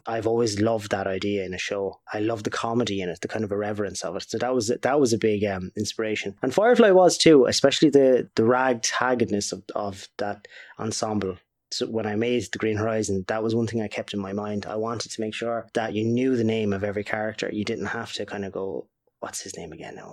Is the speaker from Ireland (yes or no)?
yes; Waterford, Munster, Ireland; we're from Waterford.